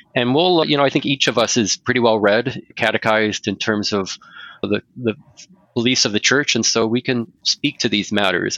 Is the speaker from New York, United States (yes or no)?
no; West Central Indiana, United States; also born or lived in Eastern Ohio; now in Bismarck, United States; I hail now presently uh, in Bismarck, North Dakota, but I'm originally from West Central Indiana